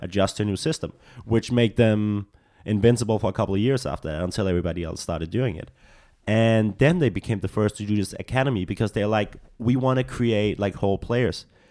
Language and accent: English; Copenhagen, Capital Region of Denmark, Denmark; English is a second language; moved away as an adult; now in Los Angeles, United States; I'm from, I'm from the capital. I'm from Copenhagen.